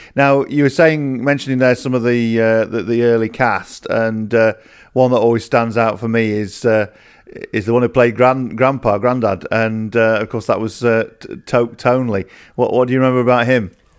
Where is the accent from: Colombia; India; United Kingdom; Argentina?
United Kingdom; Yorkshire and the Humber; I lived in Yorkshire it was our local soap